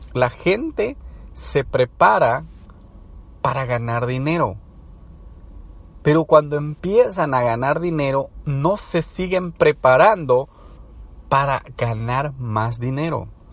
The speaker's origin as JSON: {"language": "Spanish", "country": "El Salvador"}